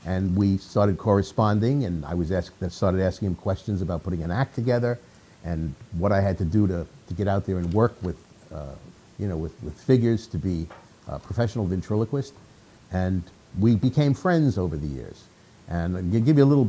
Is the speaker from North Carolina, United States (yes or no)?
no; New York, United States; I'm from New York, and worked around the tri-state area in New York.